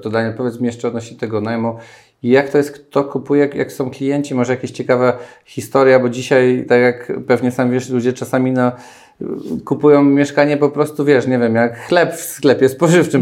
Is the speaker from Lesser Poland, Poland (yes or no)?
yes; Lesser Poland, Poland; ja pochodzę z Małopolski